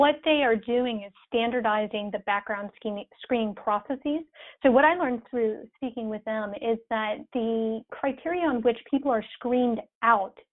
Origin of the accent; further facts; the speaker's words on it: Arizona, United States; I'm from Arizona